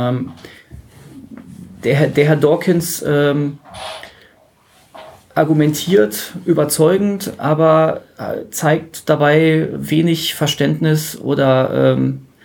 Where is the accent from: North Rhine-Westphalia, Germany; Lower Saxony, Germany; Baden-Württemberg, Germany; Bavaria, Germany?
North Rhine-Westphalia, Germany; Dortmund; Äh, ich bin aus Dortmund und bin hier zu Besuch in der verbotenen Stadt.